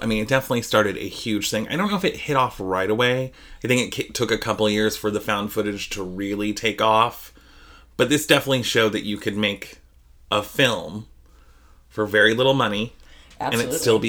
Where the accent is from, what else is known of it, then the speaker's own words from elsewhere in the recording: Idaho, United States; we are from Idaho